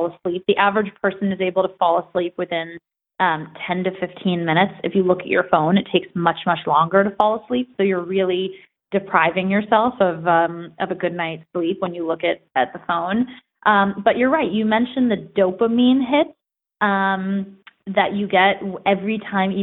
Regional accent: United States; I grew up about an hour outside of New York City

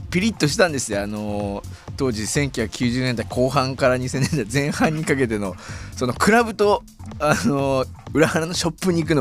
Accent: Nagoya, Aichi, Japan; moved away; also born or lived in Tokyo; 僕は名古屋で

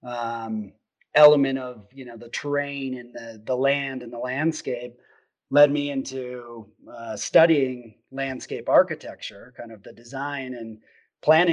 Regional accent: Wisconsin, United States; I grew up in Wisconsin, and grew up hunting Southwest Wisconsin, Richland County, where my dad grew up

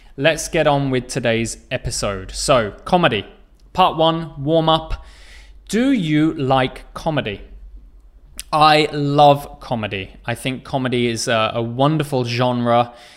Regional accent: England, United Kingdom; I come from England

